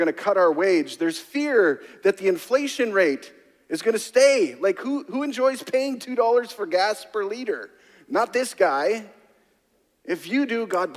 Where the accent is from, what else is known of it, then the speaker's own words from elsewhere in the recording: Canada; I'm Canadian